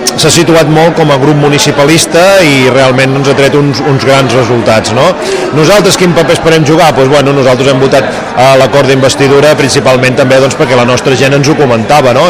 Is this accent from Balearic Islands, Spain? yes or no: no; Covelles, Catalonia, Spain; jo de petit a Covelles